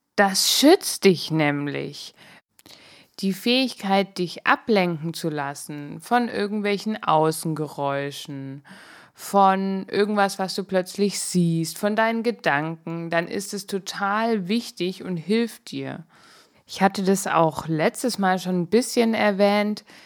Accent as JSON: {"language": "German", "region": "Swabia", "country": "Germany", "tie": "born or raised there", "moved": "yes", "said": "Ich bin ja eher im Schwäbischen groß geworden"}